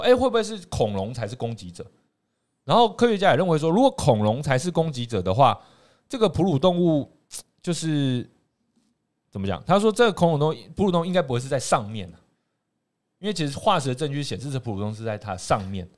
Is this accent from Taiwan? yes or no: yes; Taiwan; 我们台湾人